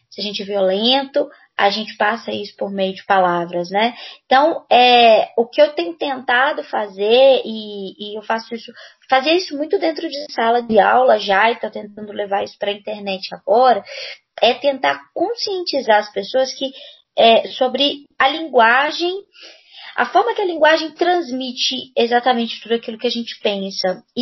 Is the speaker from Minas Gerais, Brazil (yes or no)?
yes; Belo Horizonte, Minas Gerais, Brazil; eu sou professora de língua portuguesa, sou daqui de Belo Horizonte, Minas Gerais, mineirinha, uai.